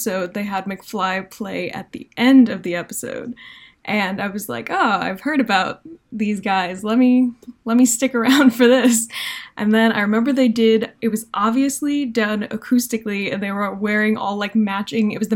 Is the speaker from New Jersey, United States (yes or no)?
yes; New Jersey, United States; I am from New Jersey